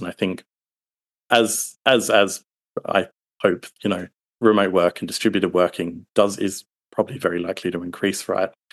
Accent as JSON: {"language": "English", "country": "Australia", "said": "am a down under Aussie"}